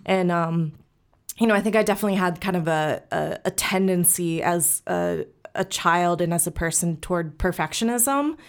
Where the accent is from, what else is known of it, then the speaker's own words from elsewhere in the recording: St. Louis, Missouri, United States; I was born and raised here in Saint Louis.